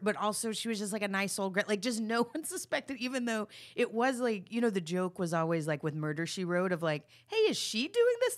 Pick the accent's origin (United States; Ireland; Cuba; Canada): United States; Texas; I'm from Texas